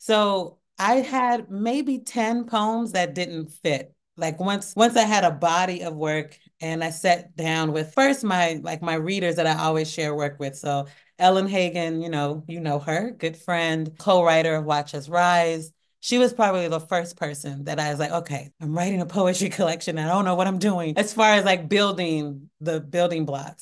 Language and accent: English; Portland, Oregon, United States; i had a, a small acting ensemble called Where I'm From Productions. And we would put on shows in in Northeast Portland